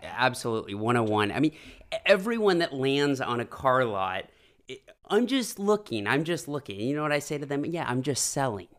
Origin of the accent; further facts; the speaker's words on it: Half Moon Bay, California, United States; moved away as an adult; I actually was born and raised in the Bay Area. Uh, Half Moon Bay, to be specific